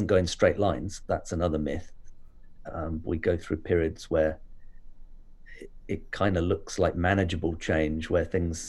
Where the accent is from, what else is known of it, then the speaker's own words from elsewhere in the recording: Hampshire, South East England, United Kingdom; also born or lived in Reading, Berkshire / London / Japan; moved to Hampshire when I was fairly young. Went to school here, boarding school